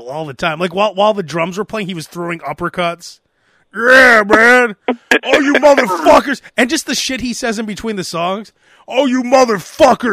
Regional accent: Chicago, Illinois, United States; I haven't said I'm from Chicago

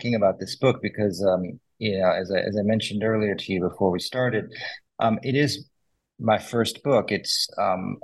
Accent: St. Louis, Missouri, United States; moved away as an adult; I'm originally from St. Louis

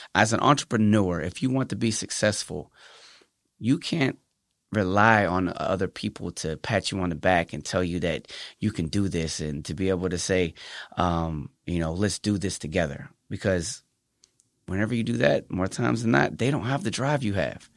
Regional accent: Pennsylvania, United States; now in San Antonio, United States; Well, I am from Pennsylvania. I'm from the East Coast

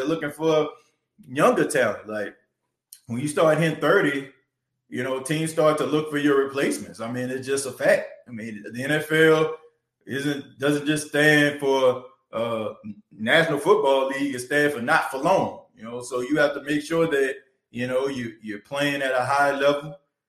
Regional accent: New Orleans, Louisiana, United States; born there; I was born in New Orleans. My grandparents, they were born and raised in Vicksburg, Mississippi, which is about 3.5 hours or something like that from New Orleans.

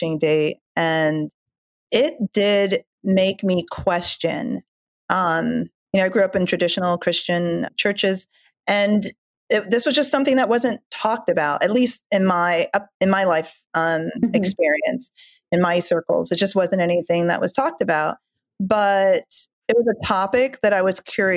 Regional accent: Jamaica; moved away; I'm from Jamaica and I haven't cooked like authentic Jamaican an authentic Jamaican dinner in, I don't know, weeks

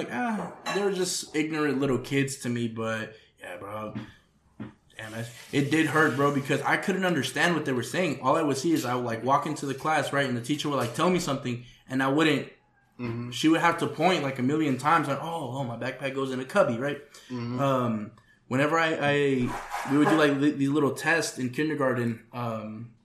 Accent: Phoenix, Arizona, United States; first language Spanish; English is a second language; we lived over there by in Union Hills, right, North Phoenix

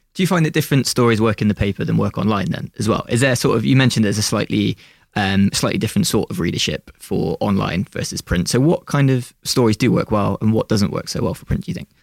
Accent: Bristol, South West England, United Kingdom; When you're from Bristol and you're working in Bristol

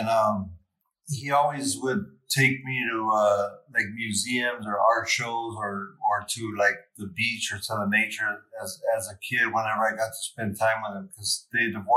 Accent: Santa Monica, California, United States; I grew up in the West Side in L.A.

